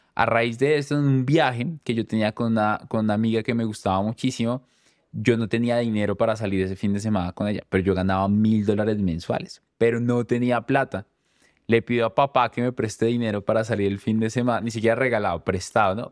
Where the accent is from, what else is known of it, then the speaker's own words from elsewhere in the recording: Chocontá, Cundinamarca, Colombia; Yo crecí en un pueblo cerca de Bogotá que se llama Chocontá